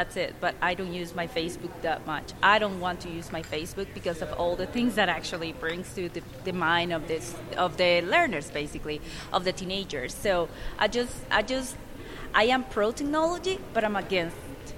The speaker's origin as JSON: {"language": "English", "country": "Costa Rica", "moved": "as an adult", "lives_now": "United States", "said": "I am from Costa Rica."}